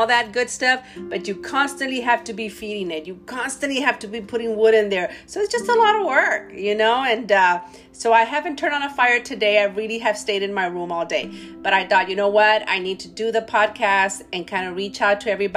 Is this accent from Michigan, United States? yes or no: no; Laredo, Texas, United States; moved away as an adult; now in San Antonio, United States; I'm not from San Antonio. I'm from Laredo, Texas, born and raised.